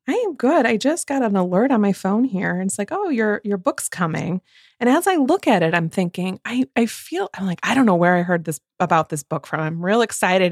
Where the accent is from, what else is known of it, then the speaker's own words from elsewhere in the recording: Midwest, United States; from two Midwest mood readers